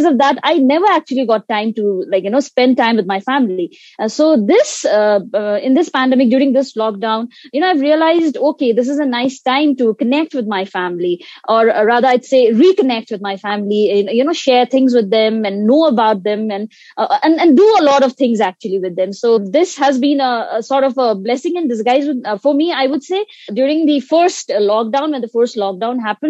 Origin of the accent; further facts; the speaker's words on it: Sikkim, India; I'm from Sikkim, India